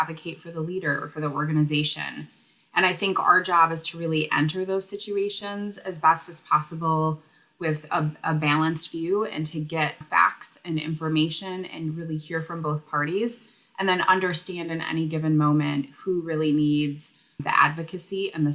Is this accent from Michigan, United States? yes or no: yes; Michigan, United States; also born or lived in Grand Rapids, Michigan / Detroit, Michigan; I am a Michigander, born and raised, and have lived all over the state of Michigan